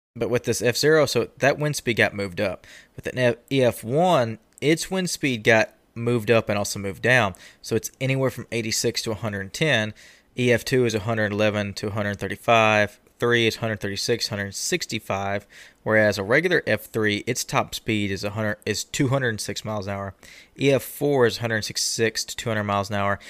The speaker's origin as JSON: {"language": "English", "region": "Texas", "country": "United States", "said": "I'm Texan"}